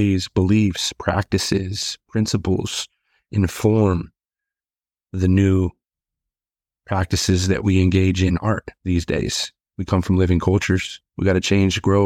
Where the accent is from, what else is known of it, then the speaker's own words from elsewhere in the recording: Colville Reservation area, Washington, United States; also born or lived in Spokane, Washington; I was born in Spokane, Washington, close to our reservation, but lived all of my life, like in Republic, Inchilim, Coulee Dam, Nespelem